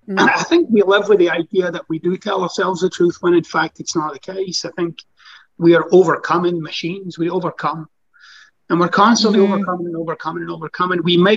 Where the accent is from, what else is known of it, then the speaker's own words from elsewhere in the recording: Scotland, United Kingdom; now in United States; Scottish, by the way, but it's close.